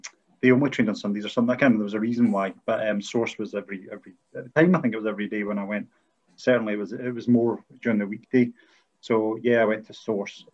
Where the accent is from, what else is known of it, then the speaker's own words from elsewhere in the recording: Arrochar, Scotland, United Kingdom; I'm from Arica, which is a small village at the head of Loch Long.